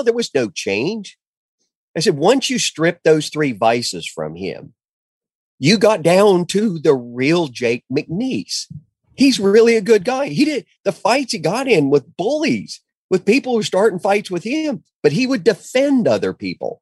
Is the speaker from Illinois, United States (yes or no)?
no; Ponca City, Oklahoma, United States; I moved back home to Ponca City, Oklahoma.